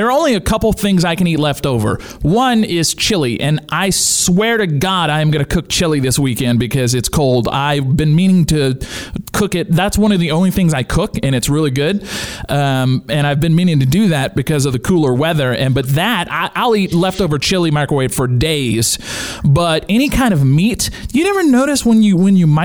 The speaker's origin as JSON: {"language": "English", "region": "Louisiana", "country": "United States", "tie": "born or raised there", "said": "growing up in Louisiana with my family"}